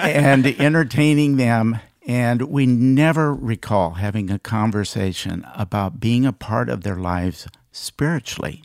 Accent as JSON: {"language": "English", "region": "Iowa", "country": "United States", "also_born_or_lived": "Des Moines, Iowa", "moved": "as an adult", "lives_now": "Dallas, United States", "said": "We're both from Iowa, and we, uh, have three children."}